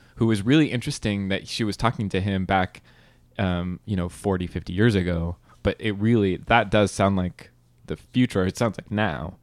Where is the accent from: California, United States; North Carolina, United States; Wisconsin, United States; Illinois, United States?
California, United States; I'm from California